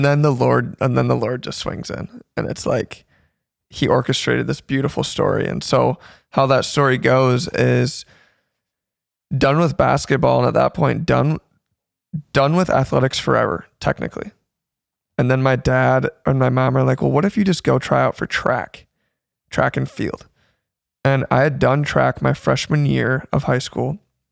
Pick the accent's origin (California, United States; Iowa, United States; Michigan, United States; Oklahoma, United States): Michigan, United States; Zeeland; also born or lived in Holland, Michigan; So born and raised in Holland, Michigan, more specifically Zeeland, and then moved to Holland about 4 years ago.